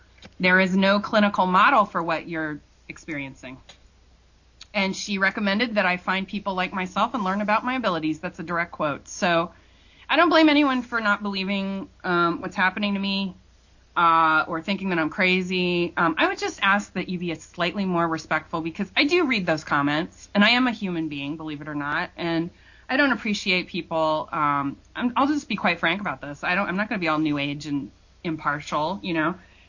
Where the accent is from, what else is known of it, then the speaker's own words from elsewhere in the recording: Ohio, United States; now in New York, United States; I live in New York. No way, really? But I don't sound like it, no, because I'm from Ohio.